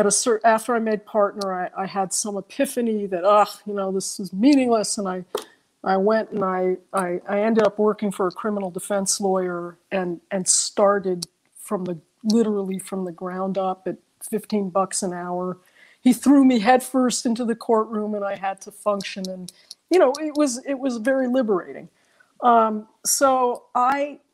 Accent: New York City, New York, United States; I grew up in New York City and we took walks

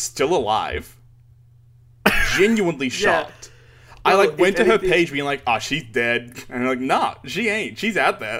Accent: Melbourne, Victoria, Australia; We're from Melbourne.

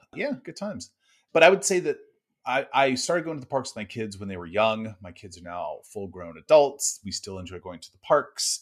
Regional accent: Northern California, United States; I grew up in California, I did not grow up going to the parks. I lived in Northern California.

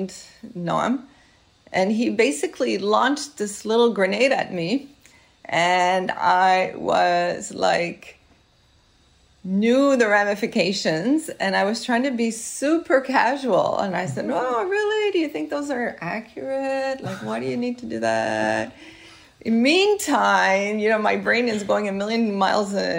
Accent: Montreal, Quebec, Canada; I'm from Montreal, and went to Marinopolis CEGEP, I'm French Canadian Italian

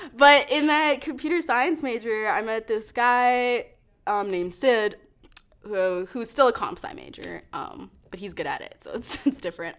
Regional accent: Calgary, Alberta, Canada; also born or lived in Toronto; we moved here when I was five, so I was pretty much a Calgarian, born and raised here

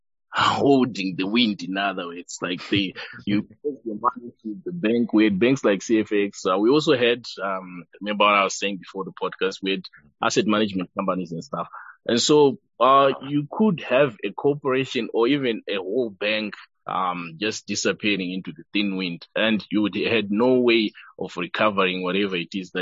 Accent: Nyanga, Manicaland, Zimbabwe; I grew up in Yanga. The temperatures there are sub-zero

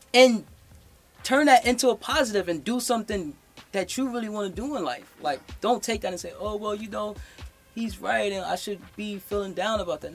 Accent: New York City, New York, United States; I'm from the Bronx. This is where hip hop started, and as a Bronxite

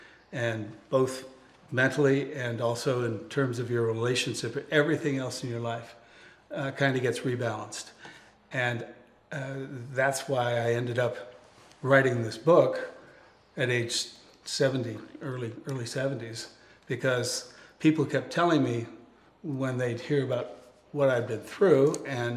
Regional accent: Schenectady, New York, United States; moved away as an adult; now in Southern California, United States; My background is that I grew up in Schenectady, New York, way up in the snow belt, way up north

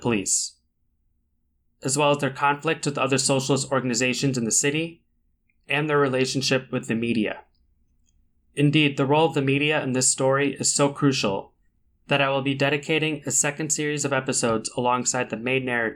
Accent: St. Paul, Minnesota, United States; accent: local accent; I am a lifelong resident of Minnesota, born and raised in St. Paul, if you couldn't tell by some of the local accent that may show through

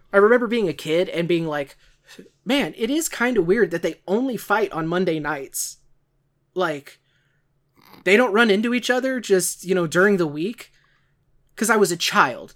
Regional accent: St. Louis, Missouri, United States; Can you tell I'm from the St. Louis area?

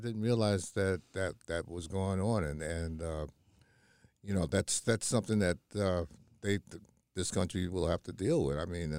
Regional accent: New York City, New York, United States; Vernon was one of our very good friends that we grew up with in the Marcy.

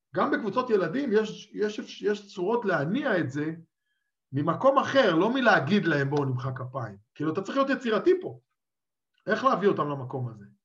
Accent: Israel; now in Czech Republic; אני גדלתי בתוך הכדורסל הישראלי

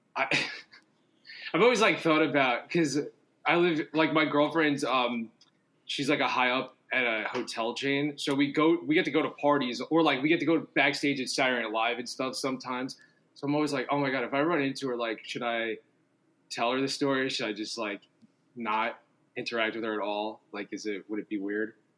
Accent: New York City, New York, United States; also born or lived in New Jersey / Los Angeles; I grew up in Staten Island and then lived in Jersey for like a long time, and then uh, I've lived back in New York for like 12 years now

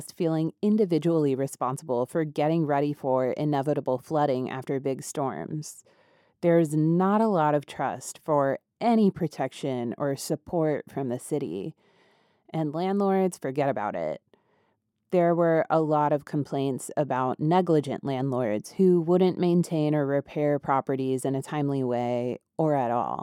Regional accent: United States; accent: mountain; my like mountain accent. We just put R's in other places, like water

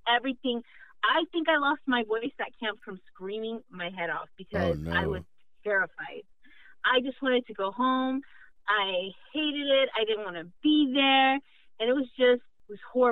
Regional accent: Houston, Texas, United States; I am from Houston. We do not have sirens.

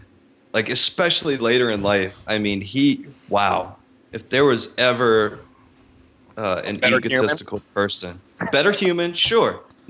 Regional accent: Lafayette, Louisiana, United States; also born or lived in New Iberia, Louisiana; I grew up in Lafayette, New Iberia, and I say grow up, like, I'm an only child, so I spent it with my cousins.

